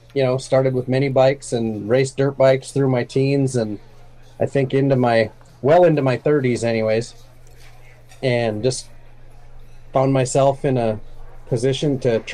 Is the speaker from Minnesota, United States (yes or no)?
yes; Minnesota, United States; I grew up here in Minnesota. I have not lived more than probably 2 hours from the place I was born.